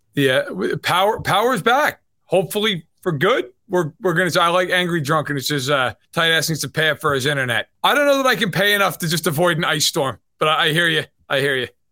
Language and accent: English; New York, United States; accent: East Coast; moved away; I grew up on the East Coast. Obviously, you can tell from the accent. I grew up in New York